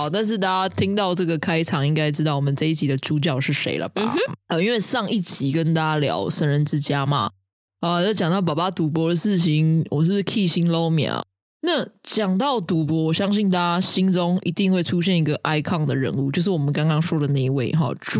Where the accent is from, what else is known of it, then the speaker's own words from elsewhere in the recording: Taiwan; 为我们台湾的这种贺岁片奠定了一种风格